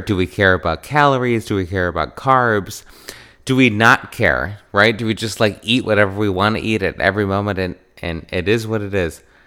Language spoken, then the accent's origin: English; Wisconsin, United States; I grew up in Wisconsin